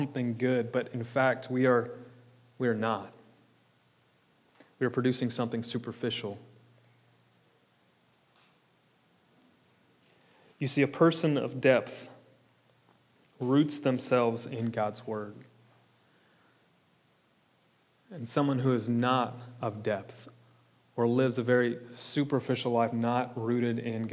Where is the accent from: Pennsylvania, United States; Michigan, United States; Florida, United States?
Florida, United States; I'm from Florida